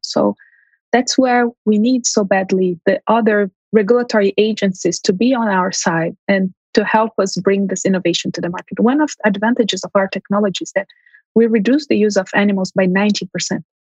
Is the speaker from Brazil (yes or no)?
yes; Brazil; moved away as an adult; also born or lived in São Paulo, Brazil; now in Montreal, Canada; my family is originally from Armenia. They immigrated to Brazil during World War One. I. I was born in Brazil